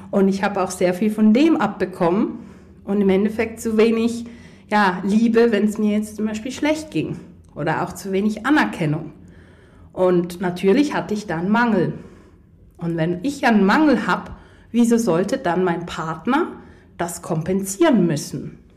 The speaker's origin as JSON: {"language": "German", "country": "Poland", "said": "Ich komme ja aus Polen ursprünglich und hey, Polen, die sind immer sehr herzlich und sehr offen."}